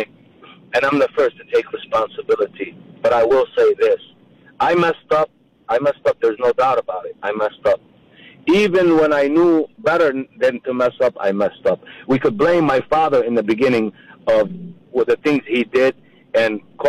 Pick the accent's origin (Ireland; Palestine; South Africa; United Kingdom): Palestine; Jerusalem; born there; since I was born in Jerusalem and I don't have a country